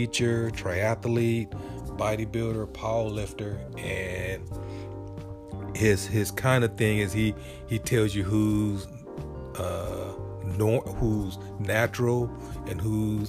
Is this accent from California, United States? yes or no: yes; San Diego, California, United States; growing up in Southern California, in Logan Heights, in San Diego